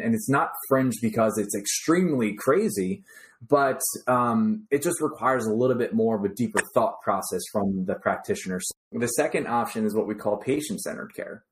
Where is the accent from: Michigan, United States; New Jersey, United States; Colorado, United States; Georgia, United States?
New Jersey, United States; I grew up in New Jersey.